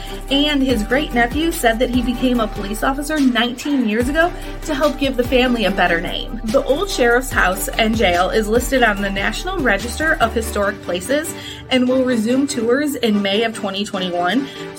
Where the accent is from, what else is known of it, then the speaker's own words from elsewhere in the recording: Northwest Indiana, United States; Growing up in Northwest Indiana